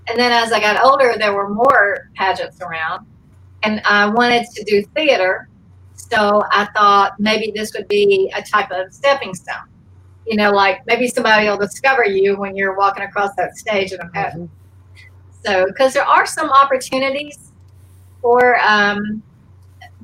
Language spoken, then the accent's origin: English; Forest Park, Georgia, United States; moved away as an adult; also born or lived in Alma, Georgia / California; we moved to a little town called Forest Park, which is near the Atlanta airport. And I went to elementary school there